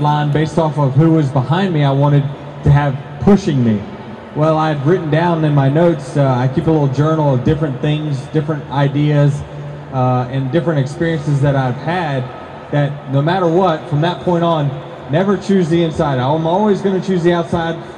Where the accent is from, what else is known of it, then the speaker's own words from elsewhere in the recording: Virginia, United States; we grew up in Virginia, where me and my family watched racing on a regular basis